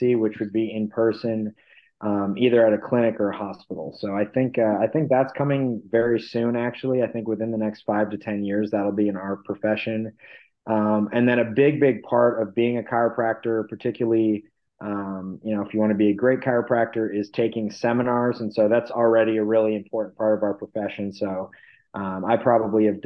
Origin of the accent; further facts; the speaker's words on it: Barrington, United States; Dr. Van Ness in Barrington